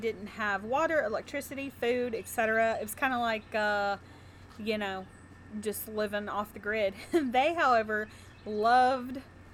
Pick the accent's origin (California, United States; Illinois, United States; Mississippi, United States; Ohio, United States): Mississippi, United States; central; we're from Mississippi, obviously. I said we were in central Mississippi